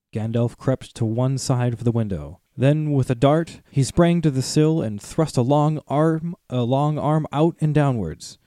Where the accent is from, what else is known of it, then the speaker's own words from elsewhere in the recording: Saint Paul, Minnesota, United States; we're from Saint Paul, but around here it's the Twin Cities